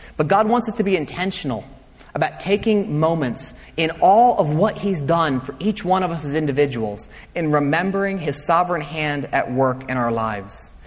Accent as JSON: {"language": "English", "country": "United States", "said": "we, as 21st century Americans"}